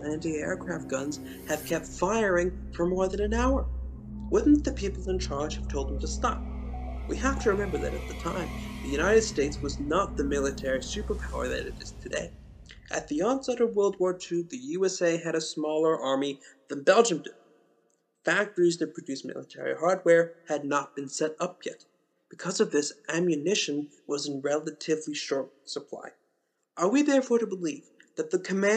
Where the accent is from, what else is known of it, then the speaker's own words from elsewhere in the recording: Canada; I'm Canadian